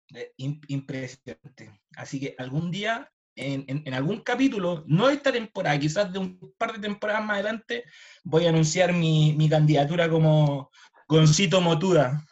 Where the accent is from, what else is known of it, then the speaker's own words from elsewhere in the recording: Chile; soy un, un, chileno de esfuerzo, trabajo.